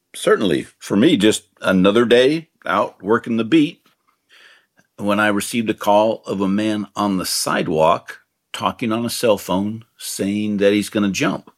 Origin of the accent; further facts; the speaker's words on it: Marin County, California, United States; I grew up in Marin County